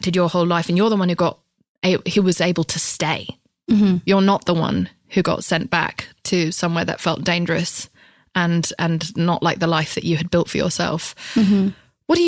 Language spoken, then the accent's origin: English; United Kingdom; I come from Britain